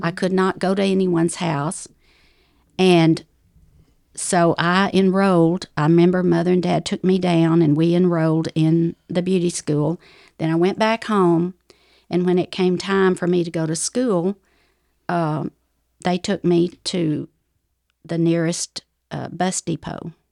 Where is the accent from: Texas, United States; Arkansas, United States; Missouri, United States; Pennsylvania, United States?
Arkansas, United States; Ozark Mountains, North; accent: southern; moved away; I grew up in the Ozark Mountains, uh, all over the mountains of Arkansas, of North Arkansas